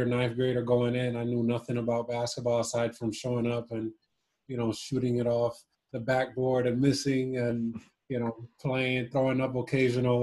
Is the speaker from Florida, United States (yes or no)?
yes; Miami, Florida, United States; also born or lived in Cuba; when we came over to Miami